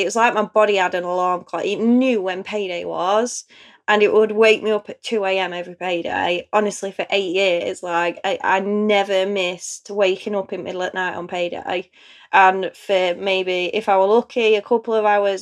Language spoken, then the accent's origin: English; Chesterfield, East Midlands, United Kingdom; I'm from Chesterfield in Derbyshire. So apparently, we have a very strong accent here.